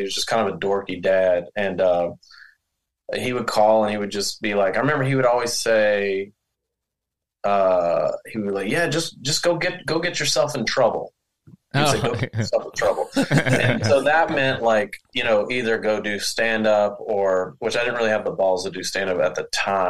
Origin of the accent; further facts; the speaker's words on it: Powder Springs, Georgia, United States; But I pretty much like grew up in, I mean, I lived all over, but I grew up just outside of the Atlanta perimeter.